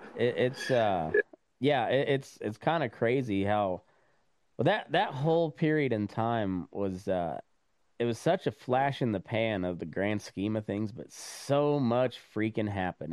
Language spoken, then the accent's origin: English; Eastern Plains of Colorado, United States; also born or lived in Montana; I'm from the Eastern Plains of Colorado.